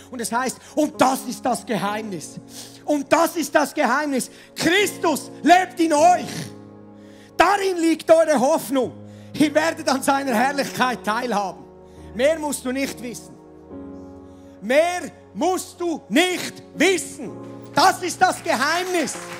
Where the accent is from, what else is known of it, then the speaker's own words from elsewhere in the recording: Switzerland; also born or lived in Mettmenstetten; Landwirtschaftsland ist sehr, sehr rar gesät bei uns in der Schweiz